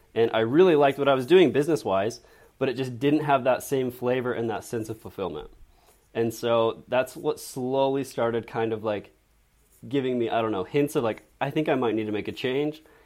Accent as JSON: {"language": "English", "town": "Draper", "region": "Utah", "country": "United States", "tie": "born or raised there", "said": "I grew up in Draper, Utah"}